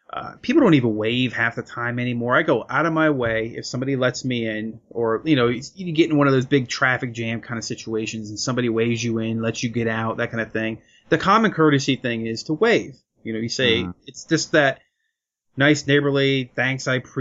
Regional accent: Lancaster County, Pennsylvania, United States; moved away; I come from the Lancaster County area in Pennsylvania

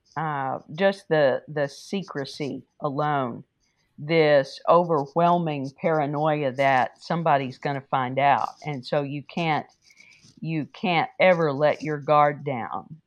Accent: Wichita Falls, Texas, United States; I grew up in Wichita Falls

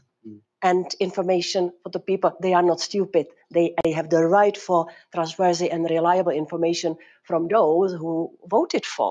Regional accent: Prague, Czechia; I come from Prague, from Czech Republic

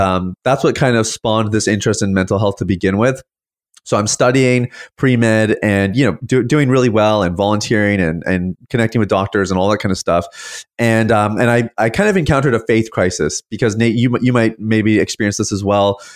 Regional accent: Saskatchewan, Canada; now in St. Catharines, Canada; I was actually born and raised in the prairies.

